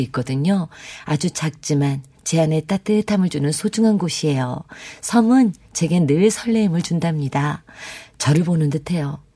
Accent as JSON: {"language": "Korean", "town": "Mokpo", "region": "South Jeolla", "country": "South Korea", "tie": "born or raised there", "moved": "yes", "said": "저도 부모님 돌아가시고 나니까 목포에 갈 기회가 점점 아, 적어지더라고요"}